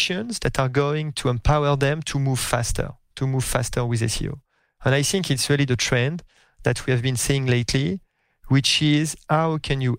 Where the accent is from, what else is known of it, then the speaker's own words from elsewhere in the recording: France; accent: French; English is a second language; moved away as an adult; now in United States; my French accent, even after a few years in the US